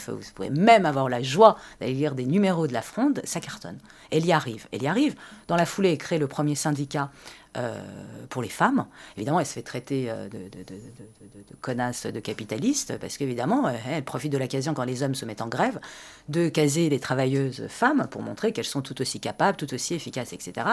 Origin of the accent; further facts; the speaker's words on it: France; Et je considère qu'en France, en tant que Française, j'ai mes droits.